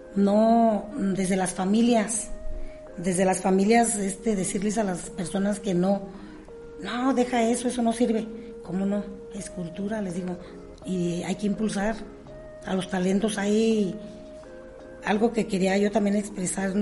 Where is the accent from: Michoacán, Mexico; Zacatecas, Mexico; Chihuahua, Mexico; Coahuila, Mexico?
Michoacán, Mexico; La Piedad; la piedad Michoacán, porque es mi tierra